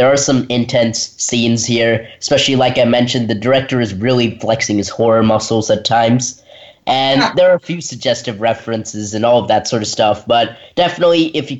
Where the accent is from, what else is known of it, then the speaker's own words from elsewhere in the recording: Redwood, Tennessee, United States; Hey, welcome back. … from Redwood, Tennessee, and you have been listening to Kids First Coming Attractions.